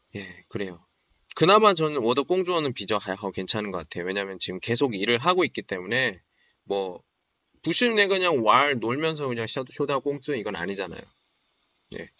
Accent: Daejeon, South Korea; moved away as an adult; now in Qingdao, China; 제 대전 사람인데

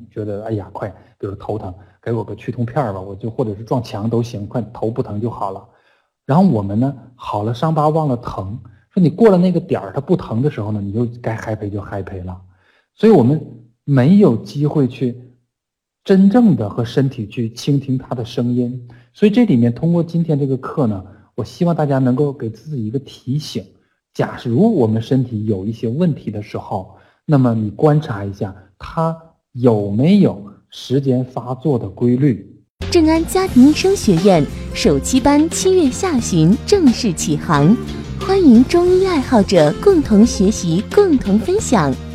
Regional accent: China; 我们中国人

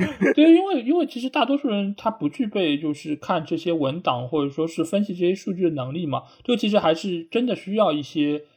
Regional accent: China; 就我们中国人很讲究面相嘛，

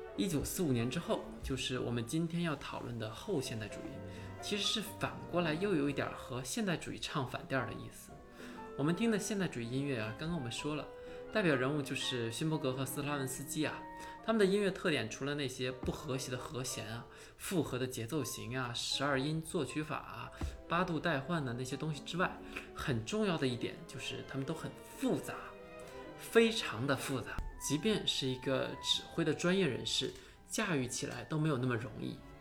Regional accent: China; 我也是中国人

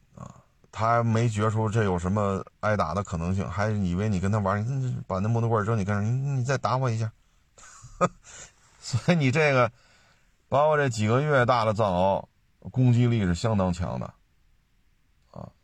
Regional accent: China; 作为中国人来讲

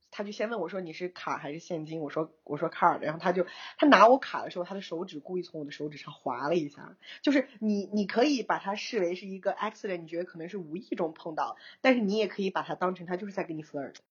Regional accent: China; 我是中国人

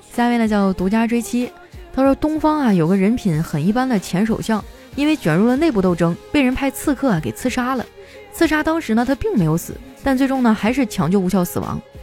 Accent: Qitaihe, Heilongjiang, China; moved away; 我老家七台河也没有疫情啊

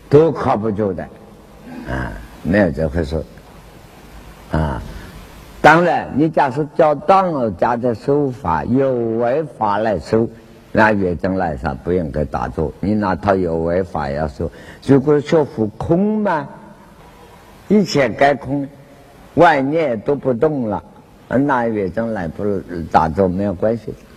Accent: Wenzhou, Zhejiang, China; 广东话跟我们温州话“咔咔”。

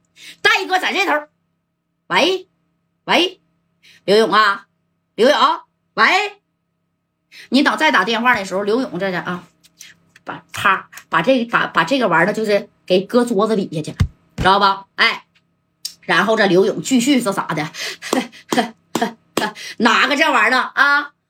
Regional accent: Northeast China, China; accent: Northeastern Mandarin; 俺们东北话来说，纯铁哥们啊。

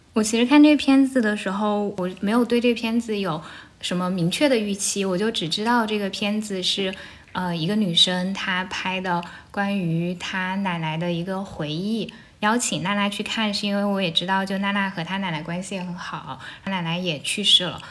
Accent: Shucheng, Anhui, China; first language Shucheng dialect (Jianghuai Mandarin); Chinese is a second language; moved away as an adult; now in Beijing, China; 我家是安徽陆安、苏城，然后苏城这个地方呢，就是离合肥很近，可能车程也就一个多小时，这两地的方言是非常接近的

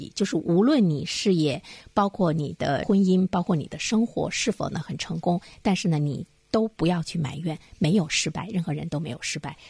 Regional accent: Dalian, Liaoning, China; 作为大连人来讲，我真的是觉得越来越觉得生活在大连很幸福

